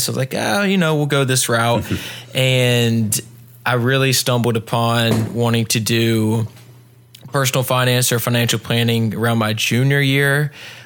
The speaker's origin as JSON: {"language": "English", "town": "Pinehurst", "region": "North Carolina", "country": "United States", "tie": "born or raised there", "also_born_or_lived": "Wilmington, North Carolina / Raleigh, North Carolina", "said": "I grew up about an hour south of here in Pinehurst, North Carolina"}